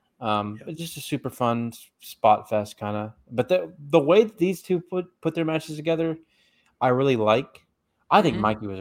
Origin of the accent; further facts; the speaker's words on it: Chattanooga, Tennessee, United States; I grew up in Chattanooga